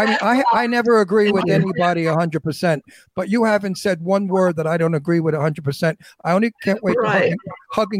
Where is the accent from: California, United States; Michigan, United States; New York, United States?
New York, United States; I'm from Brooklyn. Brooklyn is a tough neighborhood, tough people.